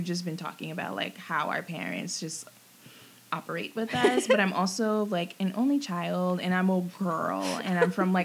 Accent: Rockland County, New York, United States; I'm from Rockland County, a suburb

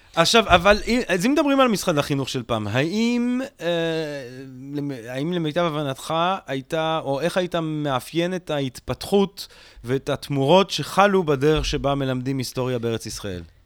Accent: Belgium; now in Israel; אני גדלתי בבלגיה

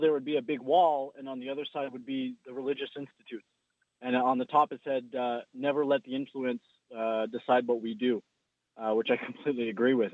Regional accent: Canada; We're we're we're Canadian

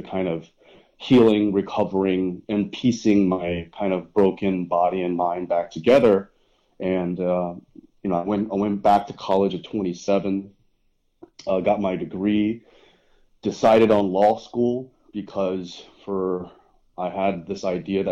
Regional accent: Dallas, Texas, United States; I was born in Dallas, Texas

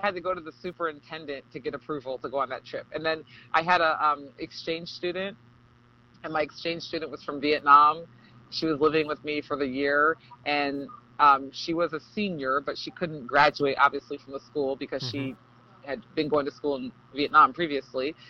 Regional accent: Berkeley, California, United States; moved away; I'm from California, liberal Cal- Berkeley, Cal- Berkeley, California

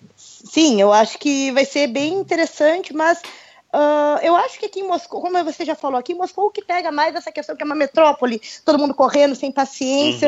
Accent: Brazil; now in Russia

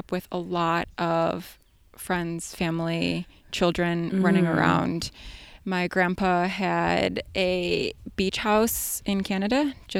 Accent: Hamburg, New York, United States; So I grew up in Western New York, in Hamburg, in the suburbs.

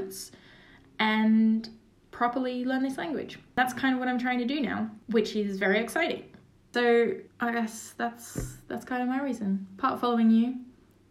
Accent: Australia; moved away as an adult; also born or lived in Cologne, Germany; now in Paris, France; as an Australian

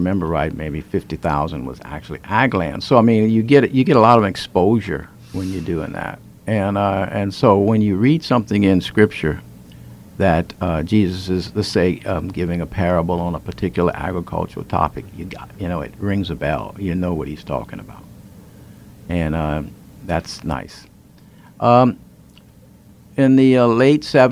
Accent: Houma, Louisiana, United States; also born or lived in Thibodaux, Louisiana; I was born in Thibodaux, grew up in Houma

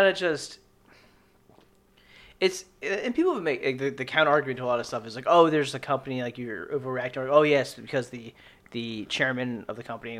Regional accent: Annapolis, Maryland, United States; I grew up in Annapolis, right next to Fort Meade, next to our NSA.

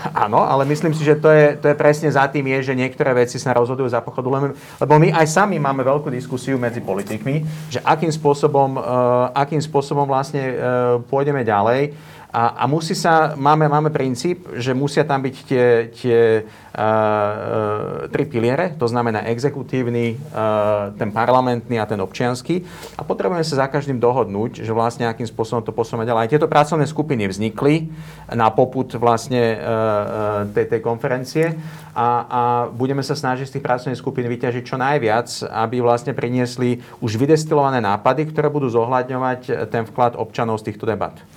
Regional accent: Bratislava, Bratislava Region, Slovakia; Ja sa cítim rovnako Slovák ako Európan, ako Bratislavčan a, a som na to hrdý

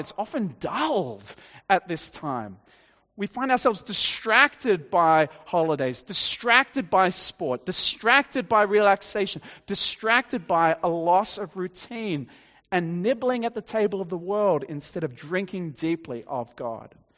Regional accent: Dapto, New South Wales, Australia; I grew up on the South Coast, uh, in Dapto

